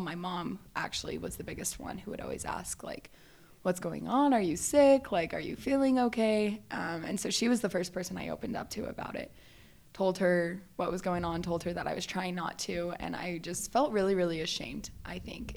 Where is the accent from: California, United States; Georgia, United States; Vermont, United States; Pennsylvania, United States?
California, United States; Valencia; I grew up in Southern California, um, just like northern Los Angeles area. So it's called Valencia